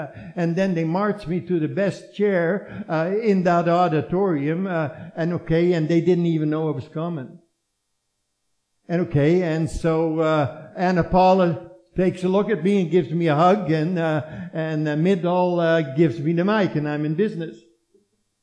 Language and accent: English; Netherlands; born or raised there